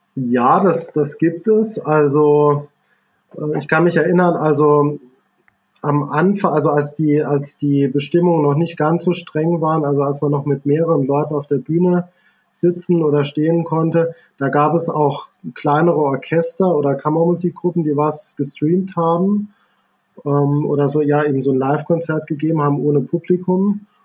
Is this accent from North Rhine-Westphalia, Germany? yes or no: no; near Idar-Oberstein, Rhineland-Palatinate, Germany; in der Nähe von Ida Oberstein aufgewachsen, also Kindheit und Jugend verbracht